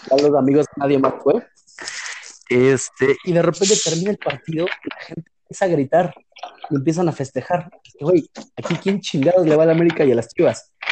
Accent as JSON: {"language": "Spanish", "country": "Mexico", "also_born_or_lived": "Montreal, Canada", "moved": "yes", "said": "somos mexicanos"}